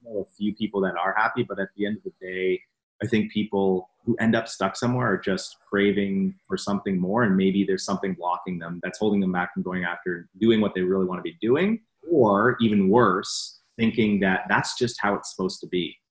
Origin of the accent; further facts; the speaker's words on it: Canada; I was working here in Toronto, so I'm from Canada